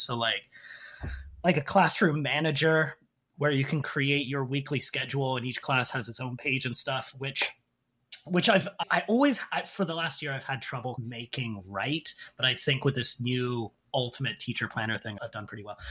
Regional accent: Canada; moved away as an adult; now in South Korea; I'm originally from Canada.

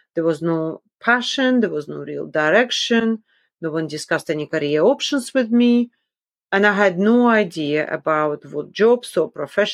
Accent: Magadan, Magadan Oblast, Russia; also born or lived in Kola Peninsula, Russia; I was born in the Kola Peninsula, which is a large peninsula in northwest Russia, located almost entirely in the Russian Arctic. So it's a very cold place. And when I was about 1, my parents decided, okay, it was time to move to northeast Russia, to the city of Magadan near the Sea of Okhotsk

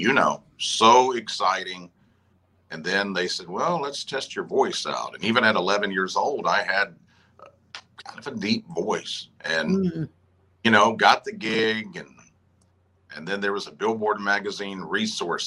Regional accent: Luverne, Alabama, United States; moved away; my hometown of Luverne, Alabama

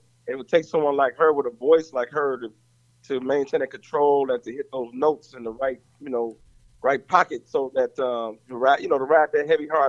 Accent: Gary, Indiana, United States; I grew up around music. You know, I grew up in a family. You know, of course, you know, … family from Gary, Indiana, and my family is big like the ….

